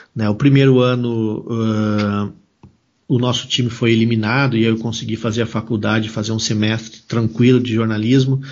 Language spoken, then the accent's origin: Portuguese; Venâncio Aires, Rio Grande do Sul, Brazil; also born or lived in Porto Alegre; eu nasci em Porto Alegre, mas eu me criei em Venâncio Aires, uma cidade do interior aqui do Rio Grande do Sul